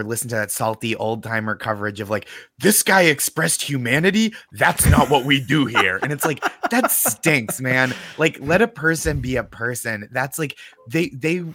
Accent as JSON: {"language": "English", "town": "Boston", "region": "Massachusetts", "country": "United States", "moved": "yes", "lives_now": "New York, United States", "said": "I'm from Boston, but I live in New York"}